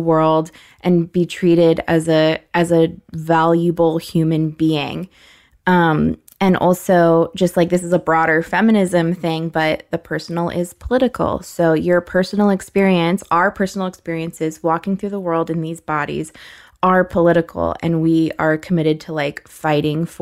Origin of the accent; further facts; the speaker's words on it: United States; as an American